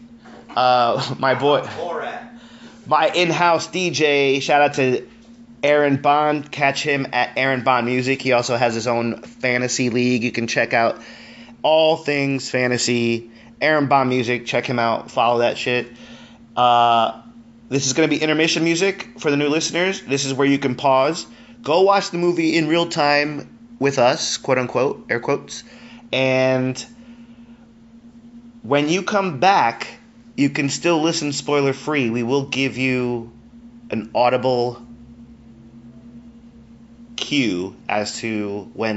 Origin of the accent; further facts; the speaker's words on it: Colombia; moved away; I'm Colombian. I'm Colombian